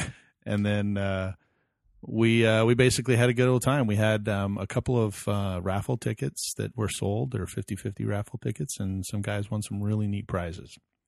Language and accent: English; Arizona, United States; from Arizona